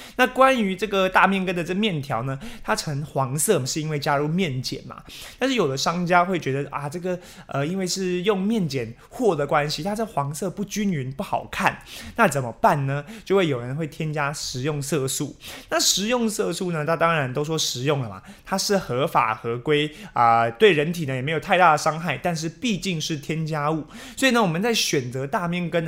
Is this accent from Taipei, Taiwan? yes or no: no; Taichung, Taiwan; 这时候我们台中人就会拿出秘密法宝啊